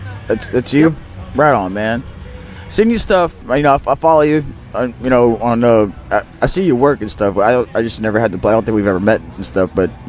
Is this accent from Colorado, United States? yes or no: yes; Colorado, United States; now in Louisiana, United States; I grew up fly fishing in Colorado